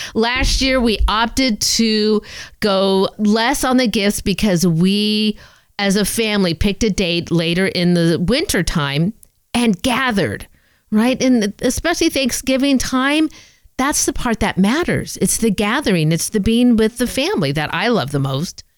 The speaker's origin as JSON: {"language": "English", "region": "Southern California", "country": "United States", "said": "I'm a SoCal girl myself"}